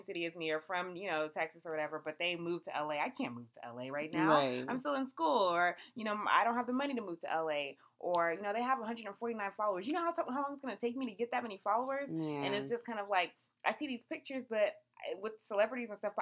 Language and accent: English; Nigeria; I'm still Nigerian